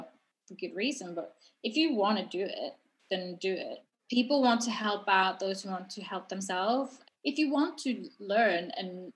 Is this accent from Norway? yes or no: yes; Norway; moved away as an adult; now in London, United Kingdom; I'm from Norway, and so I moved to London a year after I graduated